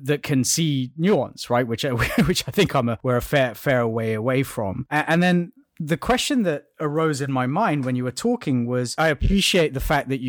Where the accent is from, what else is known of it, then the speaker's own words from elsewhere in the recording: Kenya; I was born in Kenya